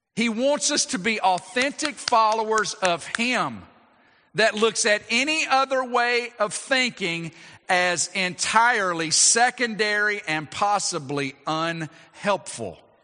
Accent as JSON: {"language": "English", "country": "United States", "said": "as American citizens"}